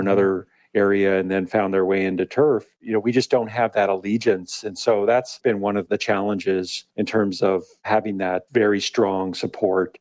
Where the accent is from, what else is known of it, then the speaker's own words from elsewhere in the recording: Pueblo, Colorado, United States; now in California, United States; Originally from Colorado. Born and raised in Pueblo, Colorado